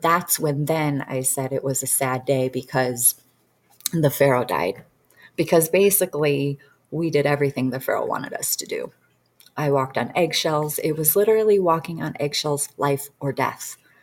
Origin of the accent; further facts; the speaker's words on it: Detroit suburbs, Michigan, United States; I'm from Detroit suburbs, so I, I actually lived a very, I lived in poverty, period. That's just how I grew up.